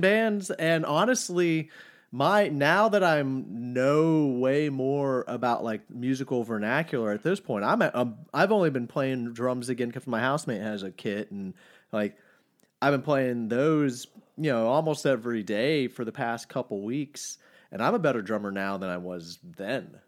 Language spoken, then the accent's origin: English; Farmers Branch, Texas, United States; now in Austin, United States; I was born in Dallas, but I've been in Austin for fifteen, almost sixteen